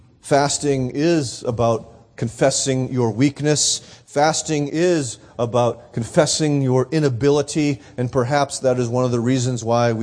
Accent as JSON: {"language": "English", "town": "Nashua", "region": "New Hampshire", "country": "United States", "tie": "born or raised there", "said": "we had decided to put on an evangelistic concert in my hometown of Nashua"}